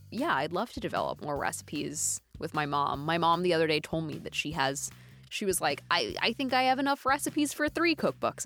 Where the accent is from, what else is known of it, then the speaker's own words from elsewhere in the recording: Dallas, Texas, United States; I grew up in Dallas, Texas